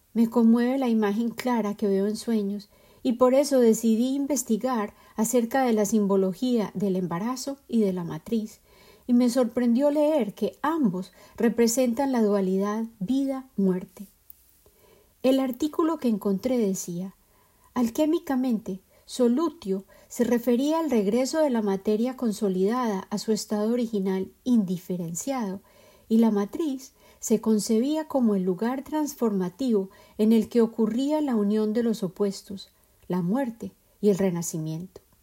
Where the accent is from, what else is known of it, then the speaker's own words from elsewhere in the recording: Medellín, Antioquia, Colombia; En Colombia, y en particular en mi ciudad de origen, Medellín